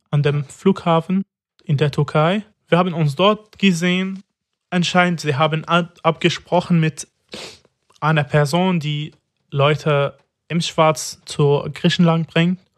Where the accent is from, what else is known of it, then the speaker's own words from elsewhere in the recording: Damascus, Damascus Governorate, Syria; moved away as an adult; now in Germany; Ich bin 27 Jahre alt, seit zwei Jahren in Deutschland. Ich bin in Damaskus geboren und aus Damaskus. Ich habe mein ganzes Leben in Damaskus.